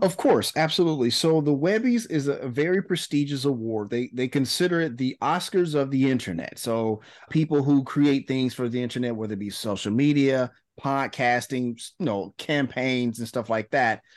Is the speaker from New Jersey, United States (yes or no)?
no; Memphis, Tennessee, United States; socially awkward black kid growing up in Memphis, Tennessee.